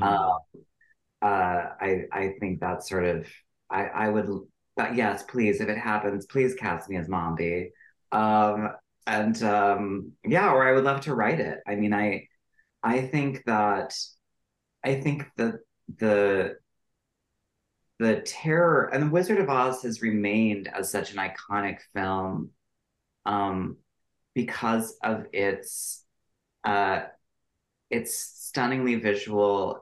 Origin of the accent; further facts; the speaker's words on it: Wisconsin River, United States; I grew up on the Wisconsin River